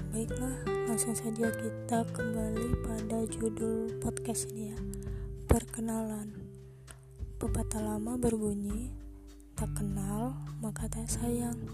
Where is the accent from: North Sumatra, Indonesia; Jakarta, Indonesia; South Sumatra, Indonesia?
North Sumatra, Indonesia; Medan; Saya berasal dari kota Medan.